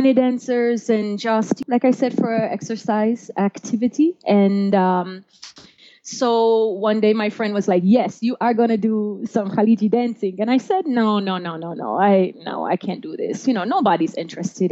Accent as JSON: {"language": "English", "town": "Jeddah", "region": "Makkah Province", "country": "Saudi Arabia", "tie": "born or raised there", "also_born_or_lived": "Florida", "second_language": "English", "moved": "as an adult", "lives_now": "Denver, United States", "said": "I'm originally from Jeddah."}